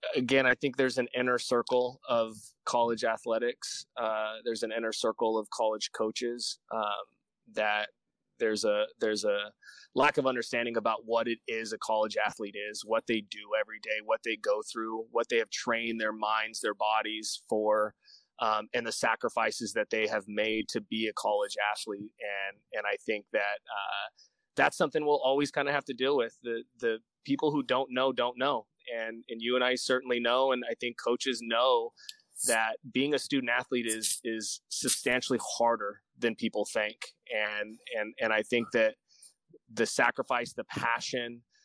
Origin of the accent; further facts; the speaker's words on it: Bakersfield, California, United States; also born or lived in Bass Lake, California / Sacramento, California / Fresno, California; I was born and raised in Bakersfield until seventh grade. And then I moved to uh, Bass Lake, which is just north of Fresno